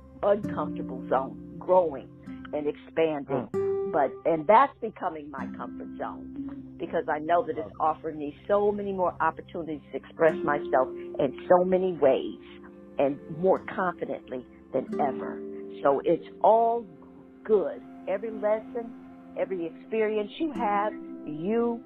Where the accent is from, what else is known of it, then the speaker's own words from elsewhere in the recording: Schenectady, New York, United States; my hometown is being represented